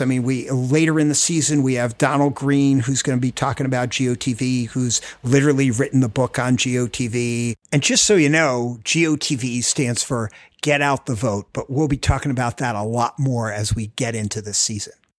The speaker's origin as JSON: {"language": "English", "area": "Rockland County", "region": "New York", "country": "United States", "tie": "born or raised there", "moved": "as an adult", "lives_now": "Washington, D.C., United States", "said": "I grew up in Rockland County, New York, with a crazy, like, small family, moved down here to American University"}